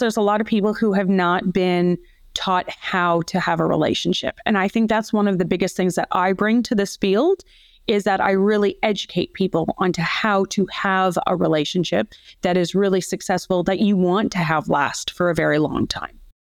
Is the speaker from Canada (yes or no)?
yes; Canada; moved away as an adult; now in Australia; I am originally a Canadian who came over to Australia about twenty-one years ago